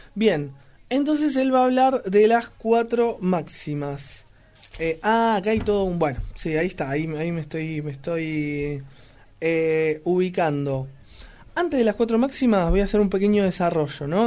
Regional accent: Argentina; Somos grosos, los argentinos

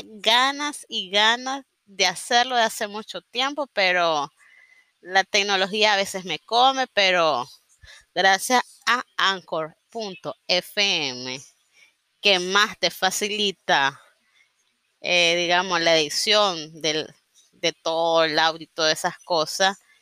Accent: Nicaragua; sobre todo soy nicaragüense, vivo en Nicaragua

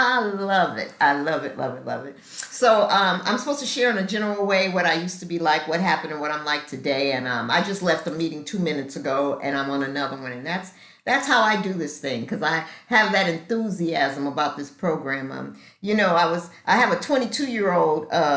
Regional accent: Los Angeles, California, United States; moved away as an adult; now in Atlanta, United States; I was raised in Los Angeles, got sober in Los Angeles, and I've been in Atlanta for 15 years.

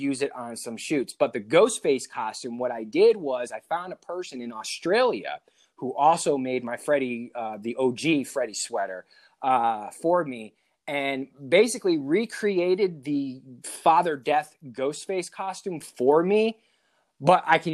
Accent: Connecticut, United States; I'm from Connecticut

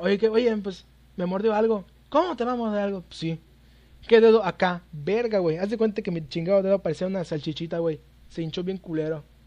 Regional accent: Yucatán, Mexico; soy de Yucatán, un lugar donde hay un chingo, chingos y chingos de zonas arqueológicas

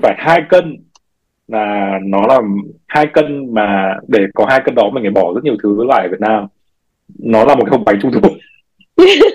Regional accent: Vietnam; moved away as an adult; mình sinh ra mình lớn lên từ Việt Nam

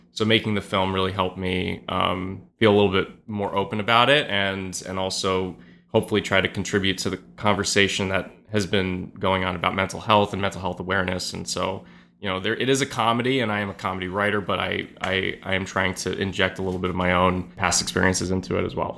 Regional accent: New York City, New York, United States; I grew up in the West Village

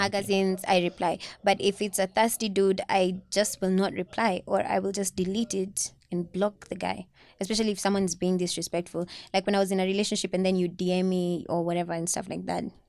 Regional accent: Kamulu, Nairobi, Kenya; also born or lived in Kayole; now in Langata, Kenya; I was raised in Kamulu.

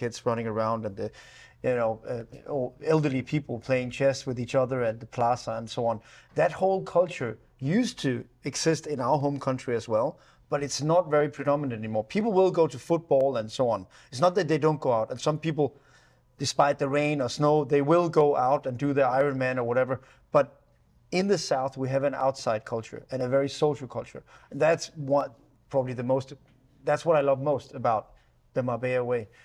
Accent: Denmark; we grew up with rain in Denmark

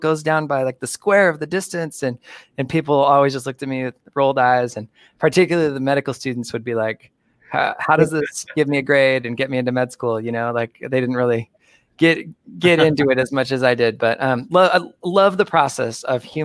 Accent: suburb of Phoenix, Arizona, United States; moved away as an adult; also born or lived in Milwaukee, Wisconsin; moved back to my hometown. It's a suburb of Phoenix, Arizona

